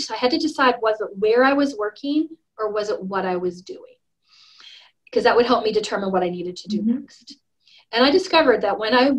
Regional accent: Alberta, Canada; moved away as an adult; now in Sandpoint, United States; I'm from Alberta, so it's just north of Idaho.

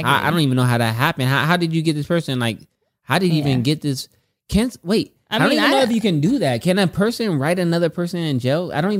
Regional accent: California, United States; I'm from Cali.

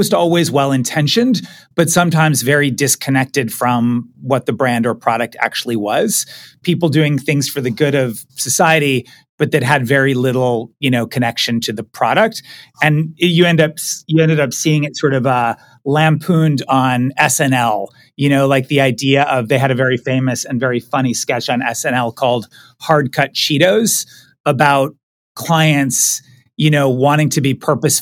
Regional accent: Pittsburgh, Pennsylvania, United States; moved away; I am originally from Pittsburgh, Pennsylvania. Moved around a little bit as a kid, but Pittsburgh is my hometown.

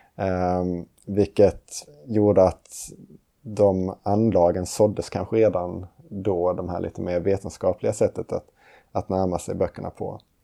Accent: Lund, Skåne, Sweden; moved away as an adult; now in Uppsala, Sweden; Och jag kommer från Lund Skåne. Och eh, flyttade hit till Uppsala för att läsa teologi på Johannelund.

